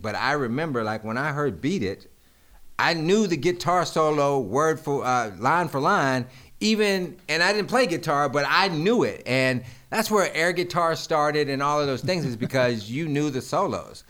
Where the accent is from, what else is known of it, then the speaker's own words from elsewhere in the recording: Greensboro, North Carolina, United States; I'm from Greensboro